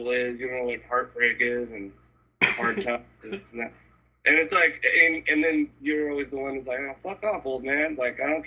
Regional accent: El Cajon, California, United States; Like growing up in El Cajon is not the most cultured shit ever.

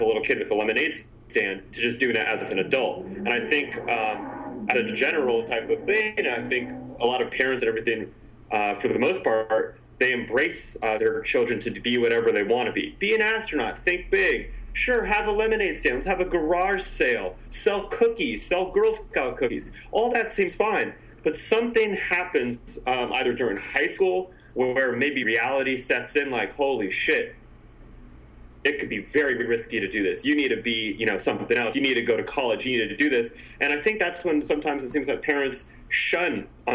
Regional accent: San Francisco, California, United States; I grew up in San Francisco

